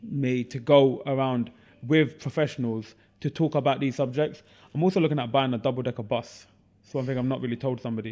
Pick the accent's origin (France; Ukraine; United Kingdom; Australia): United Kingdom; Ilford, London; also born or lived in East Ham; I grew up in Ilford, hence the alter ego of Ilford's finest